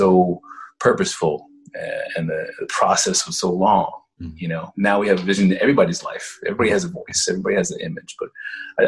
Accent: Dallas, Texas, United States; I grew up in Dallas

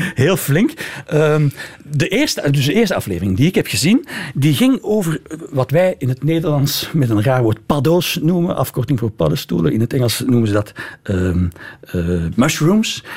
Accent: Flanders, Belgium; Ik als Vlaming

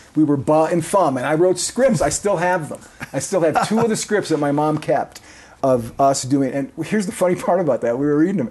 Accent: Kenosha, Wisconsin, United States; moved away as an adult; also born or lived in Colorado / Texas / Nebraska; I grew up in Kenosha, Wisconsin, which, as you indicated, is southeastern, about as far south as you can get before you get into northern Illinois.

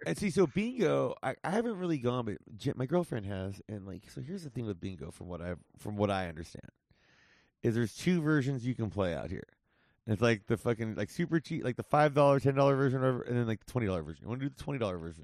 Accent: Whittier, California, United States; my hometown of Whittier

